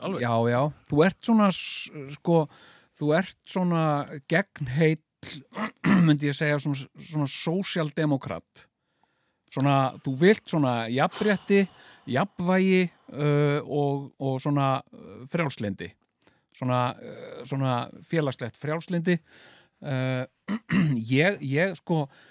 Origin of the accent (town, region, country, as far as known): Iceland